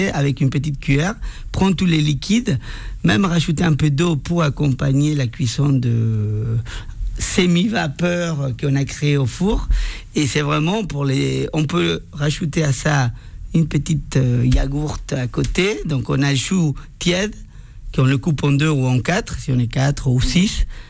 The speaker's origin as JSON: {"language": "French", "country": "Argentina", "second_language": "French", "moved": "as an adult", "lives_now": "Paris, France", "said": "je suis venu de l'Argentine. Ça fait 15 ans que j'habite à Paris"}